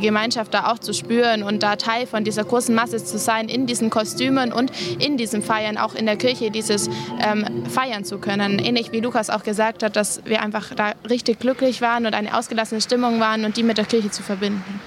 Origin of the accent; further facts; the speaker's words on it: Germany; bei uns in Deutschland